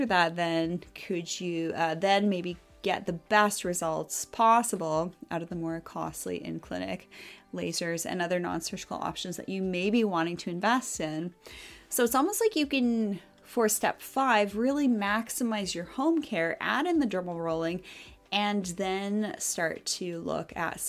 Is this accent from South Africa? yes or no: no; Canada; as a Canadian